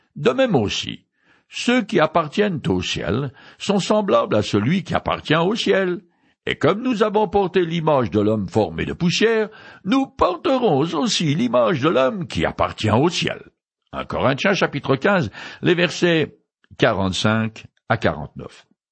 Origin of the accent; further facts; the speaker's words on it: France; je suis né français et un peu rétro